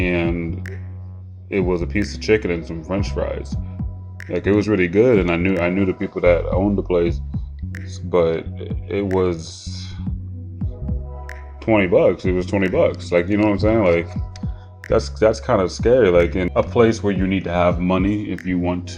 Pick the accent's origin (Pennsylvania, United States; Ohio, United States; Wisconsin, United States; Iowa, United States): Ohio, United States; also born or lived in San Francisco; I'm from Ohio